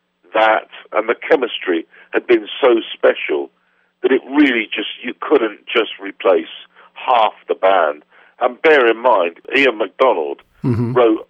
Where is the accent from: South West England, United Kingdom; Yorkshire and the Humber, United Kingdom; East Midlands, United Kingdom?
South West England, United Kingdom; Poole; moved away as an adult; also born or lived in London; my hometown in Dorset, Poole in Dorset